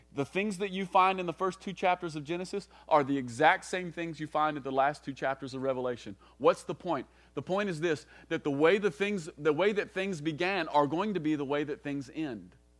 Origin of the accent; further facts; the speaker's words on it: Kentucky, United States; most of us growing up in the South, most of us growing up in Kentucky especially, we, we've grown up with a certain kind of gospel